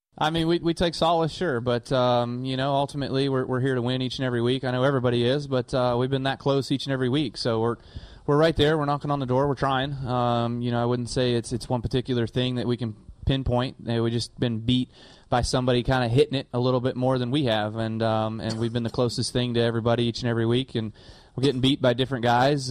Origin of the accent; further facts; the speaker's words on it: Iowa, United States; I'm a short track guy from the Midwest. I grew up in Iowa